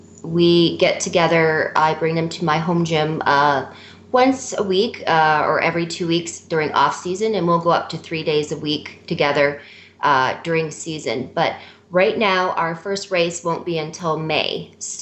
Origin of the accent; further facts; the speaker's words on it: Canada; We're Canadian.